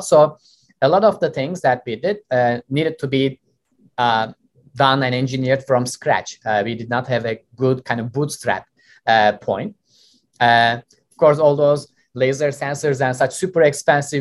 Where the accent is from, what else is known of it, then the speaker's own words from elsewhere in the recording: Istanbul, Turkey; moved away as an adult; also born or lived in Austin, Texas; now in United States; I grew up in Turkey. I was born and raised uh, in Istanbul